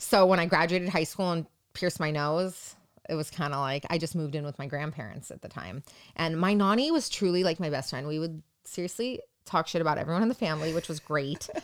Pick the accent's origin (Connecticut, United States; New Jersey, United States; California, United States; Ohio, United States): California, United States; Yorba Linda; I was born and raised in Orange County, California, specifically your Belinda.